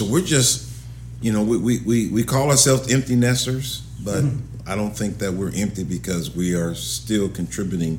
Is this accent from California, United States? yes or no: yes; Los Angeles, California, United States; also born or lived in Arizona; now in Ohio, United States; I'm from California, Los Angeles